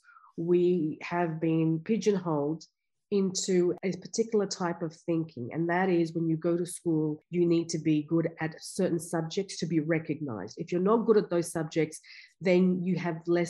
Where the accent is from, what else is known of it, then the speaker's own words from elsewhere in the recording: Afghanistan; also born or lived in India; now in Canberra, Australia; my background, I'm from Afghanistan, and we came out to Australia just when there was a war in Afghanistan